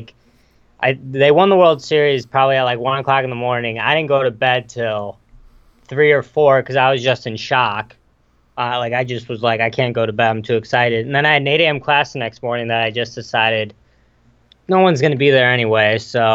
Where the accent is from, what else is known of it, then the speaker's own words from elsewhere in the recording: Geneva, Illinois, United States; I'm from Geneva, Illinois. It's about an hour west of Chicago.